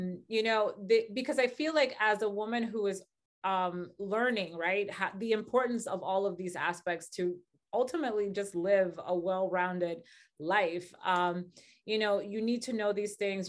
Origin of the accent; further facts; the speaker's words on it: Dominican Republic; moved away; I grew up in the Dominican Republic, very crazy, just, like, very crazy, violent